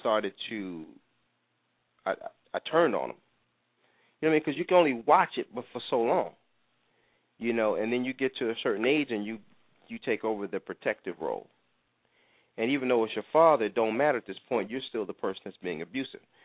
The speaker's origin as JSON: {"language": "English", "region": "New York", "country": "United States", "tie": "born or raised there", "said": "growing up in New York"}